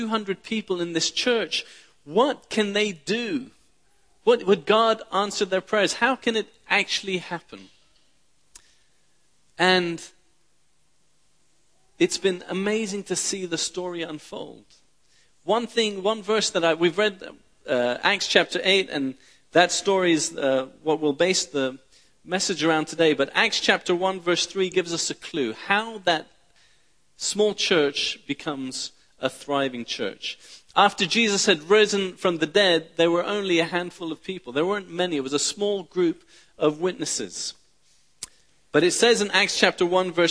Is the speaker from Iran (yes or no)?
yes; Tehran, Tehran Province, Iran; I was born in Iran in the 1970s. My father is Iranian. My mother's British. I was born in Tehran